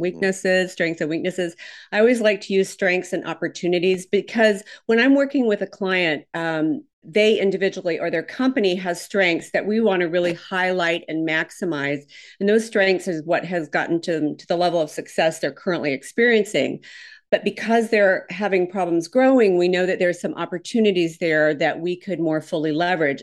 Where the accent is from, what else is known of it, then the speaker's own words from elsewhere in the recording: Minnesota, United States; now in Houston, United States; I'm originally from Minnesota, so I have absolutely the wrong accent.